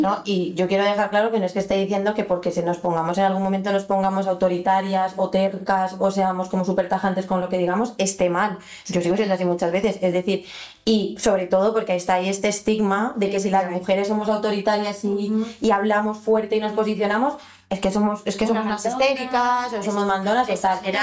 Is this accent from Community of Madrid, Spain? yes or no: yes; Alcorcón, Community of Madrid, Spain; nosotras crecimos en Alcorcón